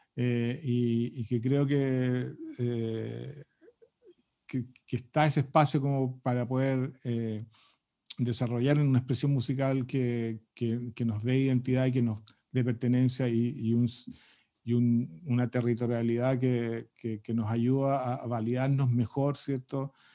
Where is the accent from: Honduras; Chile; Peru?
Chile; ese mundo distinto que tenemos los chilenos